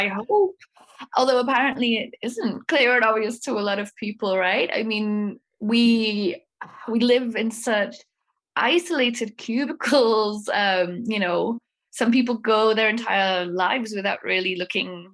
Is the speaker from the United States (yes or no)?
no; Wales, United Kingdom; now in Prague, Czech Republic; I am from Wales, although I live in Prague in the Czech Republic at the moment